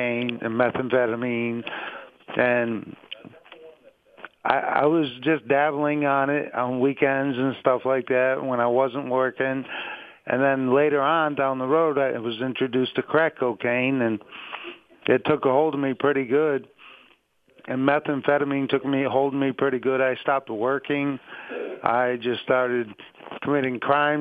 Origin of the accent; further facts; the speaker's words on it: Pittsfield, Massachusetts, United States; I was born in Pittsfield, Massachusetts